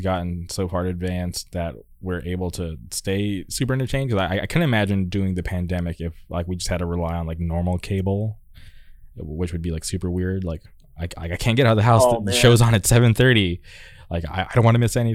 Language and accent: English; La Quinta, California, United States; I grew up in the Palm Springs area. I grew up in La Quinta